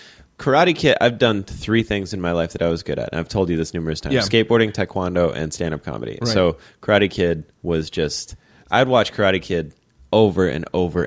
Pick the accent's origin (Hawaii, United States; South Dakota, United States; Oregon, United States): South Dakota, United States; Sioux Falls; I grew up in Sioux Falls, South Dakota, man.